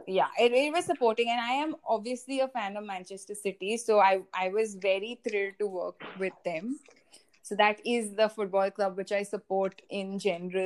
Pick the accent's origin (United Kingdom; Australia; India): India; I'm from India primarily